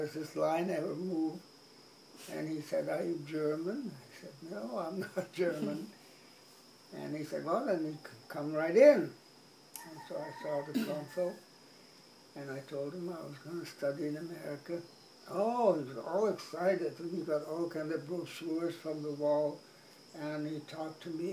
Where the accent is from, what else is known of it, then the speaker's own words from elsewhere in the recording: Sumatra, Indonesia; moved away as an adult; also born or lived in Netherlands; now in Hawaii, United States; I grew up in Sumatra, then my mother was very intense on sending me away from Indonesia